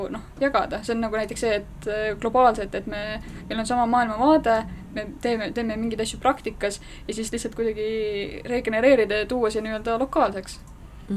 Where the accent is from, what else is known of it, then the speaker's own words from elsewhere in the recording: Estonia; meie kui eestlased